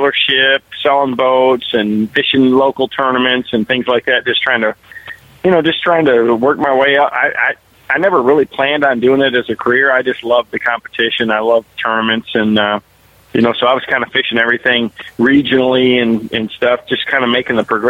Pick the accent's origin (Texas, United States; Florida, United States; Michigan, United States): Michigan, United States; I grew up in Michigan.